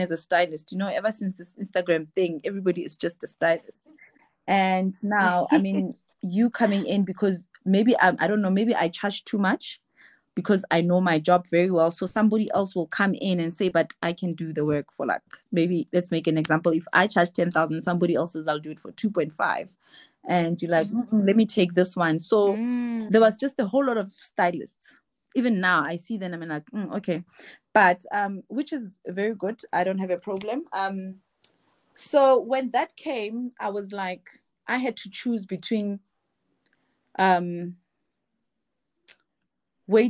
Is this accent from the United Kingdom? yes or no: no; Free State, South Africa; moved away; I'm from Free State